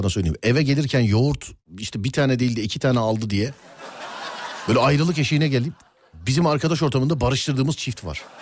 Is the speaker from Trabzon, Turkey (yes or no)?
yes; Trabzon, Turkey; Trabzonluyum bu arada.